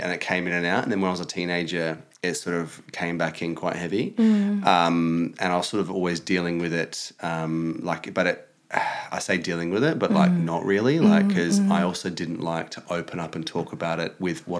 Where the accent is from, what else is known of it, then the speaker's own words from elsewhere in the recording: Adelaide, South Australia, Australia; moved away as an adult; also born or lived in Watford; now in London, United Kingdom; I'm from Adelaide, which Adelaide, it's a capital city of South Australia, but it's also the smallest city.